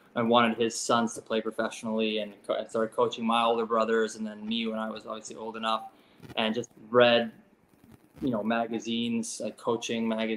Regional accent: Canada; as a Canadian

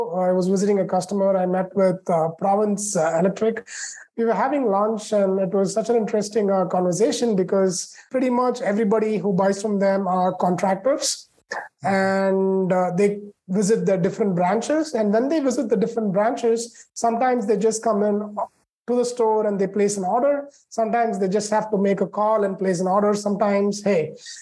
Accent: India; moved away as an adult; also born or lived in Chicago, United States; now in United States; I grew up in India and then came to the States to do my master's in computer engineering from Illinois Institute of Technology in Chicago

